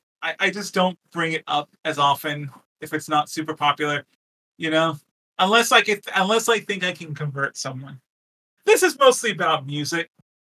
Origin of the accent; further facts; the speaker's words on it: Texas, United States; I grew up in Texas